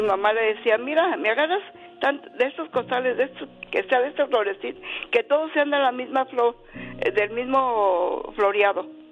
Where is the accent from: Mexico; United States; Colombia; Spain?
Mexico; Ocotlán, Jalisco; yo soy de Ocotlán, yo soy de Jalisco